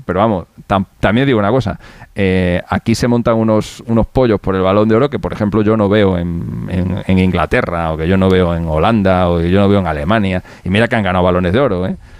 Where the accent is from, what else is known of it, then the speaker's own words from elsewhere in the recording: Spain; somos españoles